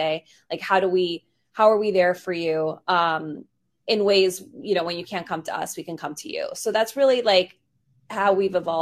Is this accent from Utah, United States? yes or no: no; New York City, New York, United States; I grew up in New York in Queens